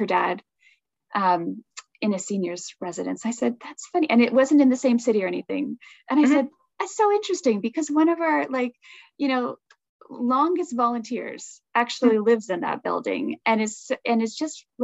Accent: Toronto, Ontario, Canada; moved away; I'm from Toronto, right? That's I've lived for Toronto for a bit

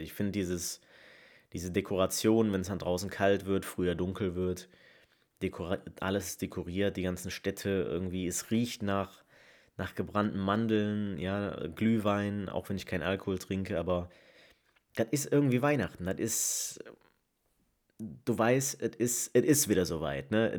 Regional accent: Leverkusen, North Rhine-Westphalia, Germany; moved away as an adult; now in Essen, Germany; komme gebürtig aus Leverkusen, wohne aber mittlerweile schon fast zwei Jahre im Ruhrgebiet, äh, im wunderschönen Essen

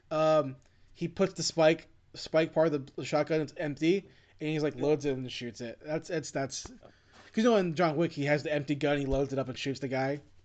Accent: United States; I am Asian American

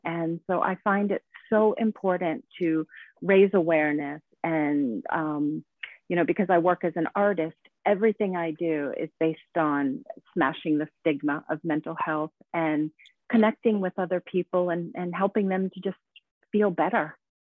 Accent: United States; moved away as an adult; now in Sweden; I am an American that moved to Sweden actually about 20 years ago

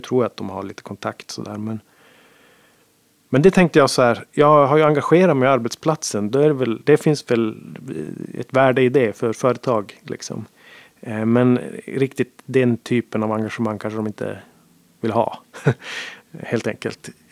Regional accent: Sweden; also born or lived in Gothenburg; jag var svensk

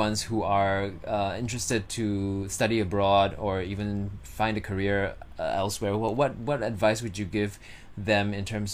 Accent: Singapore; I've definitely stayed in Singapore longer. So I think home still is Singapore.

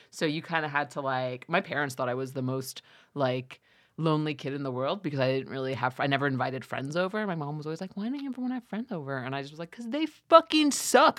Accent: New York, United States; moved away as an adult; now in Los Angeles, United States; born and raised in New York

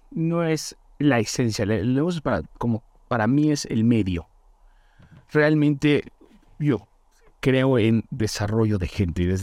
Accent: Mérida, Yucatán, Mexico; cuando yo me vine de Mérida a México

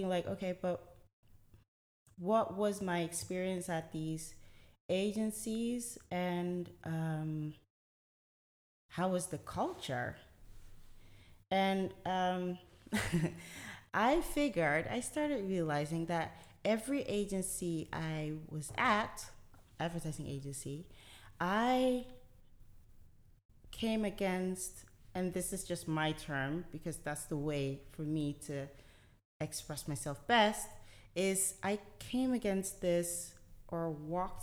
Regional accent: Delft, South Holland, Netherlands; a Ghanaian woman, born and raised in the Netherlands. I speak Dutch.

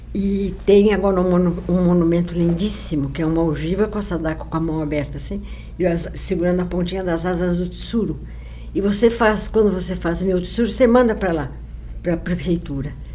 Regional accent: São Paulo, Brazil; also born or lived in Rio de Janeiro; Eu estudei na Caetano de Campos.

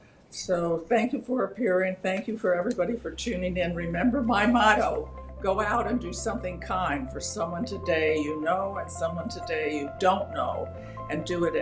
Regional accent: United States

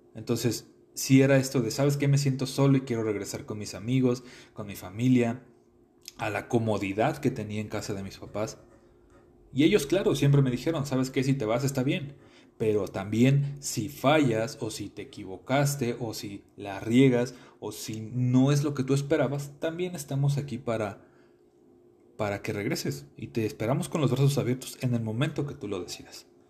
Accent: Mexico City, Mexico; moved away as an adult; now in Querétaro, Mexico; Yo soy originario de la Ciudad de México. Eh, nací un 6 de marzo de 1995 en la delegación Gustavo Madero

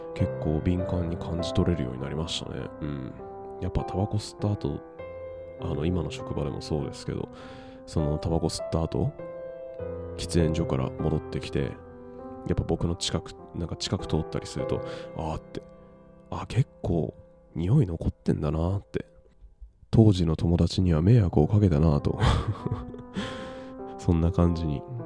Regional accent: Japan; この日本に生まれて地球に生まれて

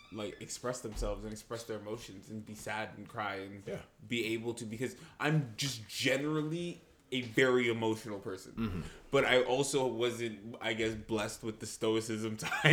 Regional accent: Nigeria; moved away; when I was growing up in Nigeria, and I was like 13

